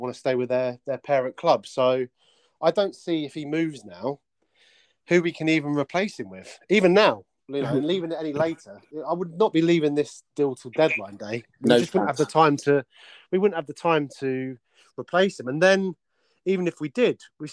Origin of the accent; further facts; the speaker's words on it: Bedfordshire, East of England, United Kingdom; I grew up in Bedfordshire, so I do know it pretty well.